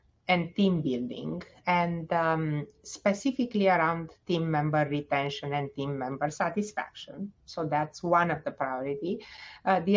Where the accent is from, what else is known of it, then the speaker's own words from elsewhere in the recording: Romania; moved away as an adult; also born or lived in Bucharest, Romania / Stony Brook, New York / Cincinnati, Ohio; now in Indianapolis, United States; I am originally from Romania. I graduated the medical school at Carol Davila in Bucharest.